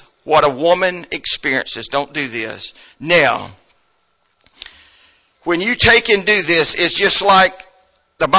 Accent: United States; I'm an American

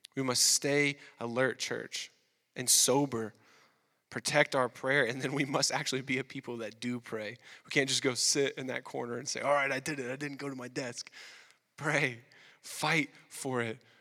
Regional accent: the South, United States; moved away as an adult; now in Quebec, Canada; we're from the South

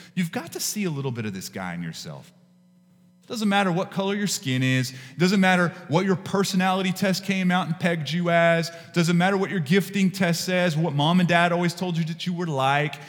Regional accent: West Texas, United States; where I grew up in West Texas

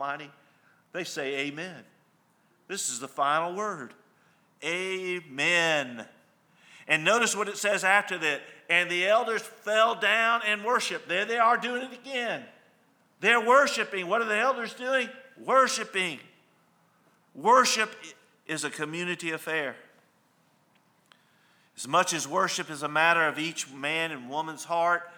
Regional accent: El Paso, Texas, United States; my hometown of El Paso, Texas

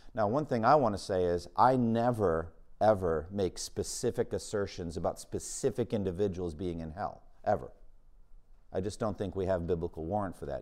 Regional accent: Boston, Massachusetts, United States; my hometown of Boston

